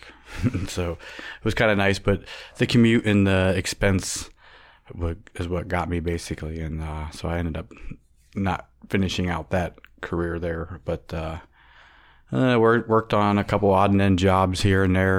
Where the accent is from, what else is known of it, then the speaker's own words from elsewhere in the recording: Warren, Ohio, United States; I was born in Warren, Ohio